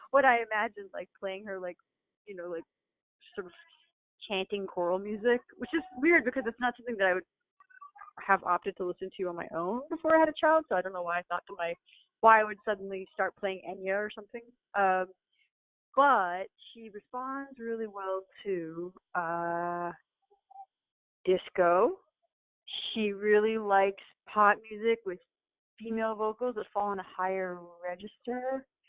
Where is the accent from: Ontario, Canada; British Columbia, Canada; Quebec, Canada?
Ontario, Canada; Toronto; moved away as an adult; now in Brooklyn, United States; I grew up in Toronto